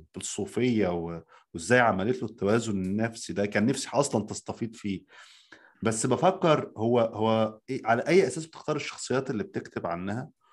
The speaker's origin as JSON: {"language": "Arabic", "country": "Egypt", "moved": "yes", "lives_now": "United States", "said": "عندنا في مصر"}